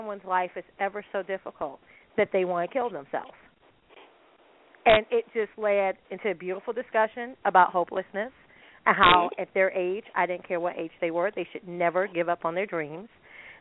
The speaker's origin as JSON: {"language": "English", "country": "United States", "said": "as a American"}